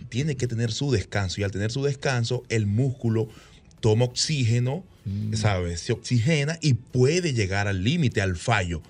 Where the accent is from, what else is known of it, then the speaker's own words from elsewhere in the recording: Venezuela; moved away as an adult; now in Dominican Republic; mi país natal, Venezuela, donde nací